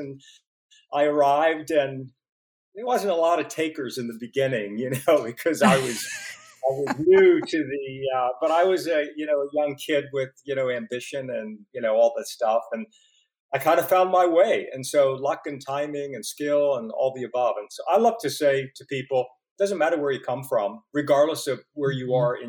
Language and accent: English; Pittsburgh, Pennsylvania, United States; Well, you know, first of all, we were sort of a poor working class family. We were six kids.